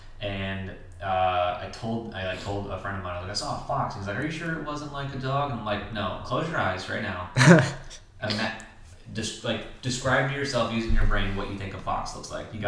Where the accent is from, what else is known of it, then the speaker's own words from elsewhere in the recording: Kentucky, United States; Yeah, because I grew up in Kentucky. I saw them all the fucking time.